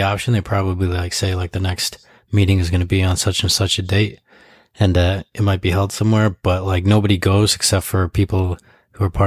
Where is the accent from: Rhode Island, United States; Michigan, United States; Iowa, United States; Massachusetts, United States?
Michigan, United States; Ann Arbor; I grew up in Ann Arbor too